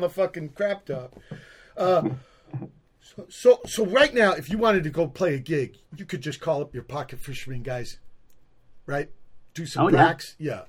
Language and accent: English; Virginia, United States; moved away; also born or lived in Southern California; I'm from Virginia a long time ago, but I like Southern California.